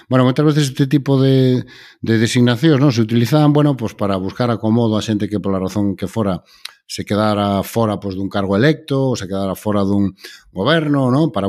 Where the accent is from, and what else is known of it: Galicia, Spain